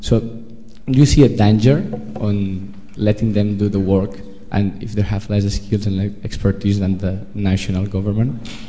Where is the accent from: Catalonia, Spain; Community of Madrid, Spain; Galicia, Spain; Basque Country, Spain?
Catalonia, Spain; Barcelona; now in London, United Kingdom; I'm studying local economic development here. I'm from Barcelona, by the way.